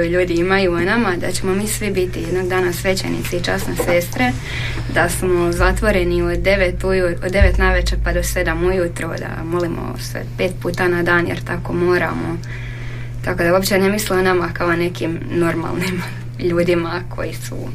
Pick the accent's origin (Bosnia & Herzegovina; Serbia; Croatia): Croatia; Štitar, Vukovar-Syrmia County; moved away as an adult; now in Đakovo, Croatia; Ja sam iz Štitara.